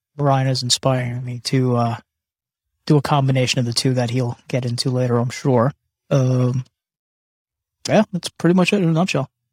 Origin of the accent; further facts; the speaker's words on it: Canada; I was born in Canada